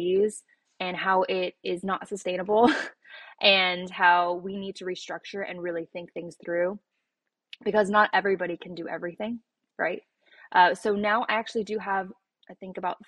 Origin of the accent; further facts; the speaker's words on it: Los Angeles, California, United States; I'm actually from Los Angeles